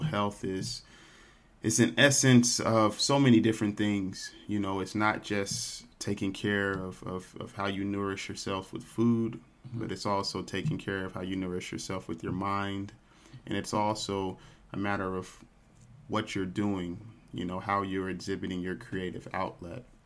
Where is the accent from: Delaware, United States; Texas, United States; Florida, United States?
Texas, United States; Dallas; I grew up here in Dallas, Texas